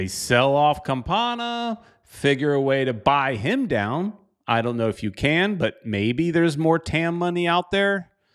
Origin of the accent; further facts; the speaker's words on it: South Florida, United States; my hometown stadium